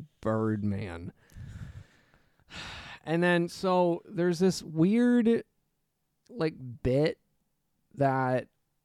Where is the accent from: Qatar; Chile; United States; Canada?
Canada; We're Canadian.